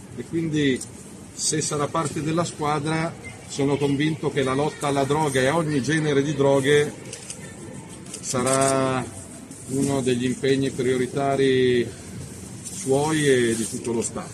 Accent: Milan, Lombardy, Italy; da cittadino lombardo e da milanese

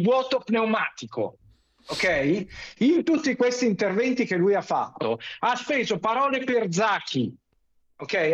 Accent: Milan, Lombardy, Italy; Io sono milanese, son nato a Milano, son cresciuto

